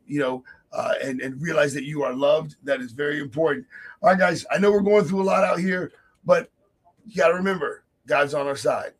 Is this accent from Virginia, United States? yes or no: yes; Virginia, United States; my hometown in Virginia